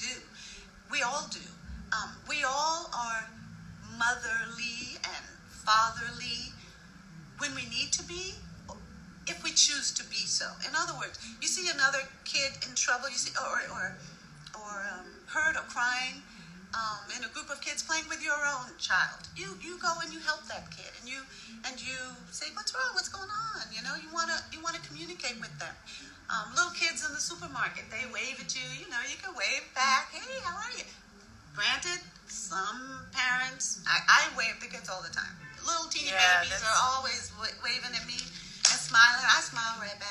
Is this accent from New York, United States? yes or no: yes; New York City, New York, United States; I was raised in New York